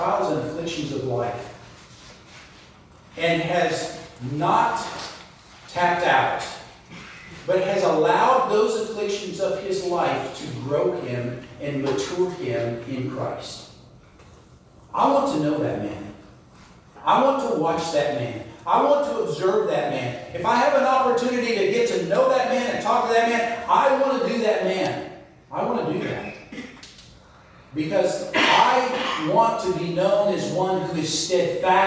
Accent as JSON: {"language": "English", "region": "the South", "country": "United States", "said": "I'm from the South"}